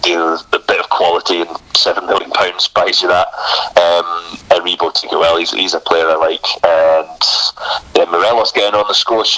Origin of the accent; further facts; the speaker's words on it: Helensburgh, Scotland, United Kingdom; I grew up in Helensburgh